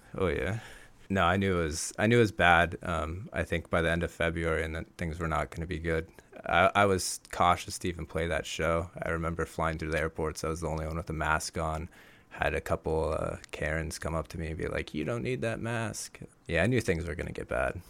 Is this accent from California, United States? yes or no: yes; Bay Area, California, United States; I grew up actually in the Bay Area